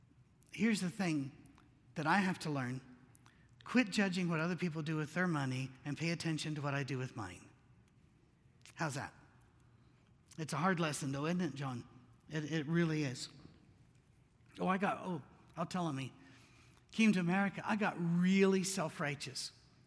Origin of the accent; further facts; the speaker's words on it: Scotland, United Kingdom; moved away; We came from Scotland. We thought it was huge, you know, because in Scotland, I don't know if you've seen their cars.